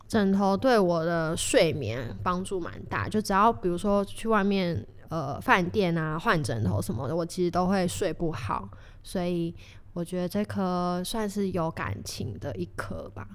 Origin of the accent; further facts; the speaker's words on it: Kaohsiung, Taiwan; 我是高雄人